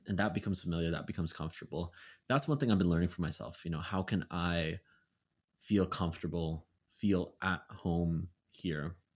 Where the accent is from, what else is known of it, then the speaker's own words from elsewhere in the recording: Vancouver, British Columbia, Canada; moved away; my hometown, Vancouver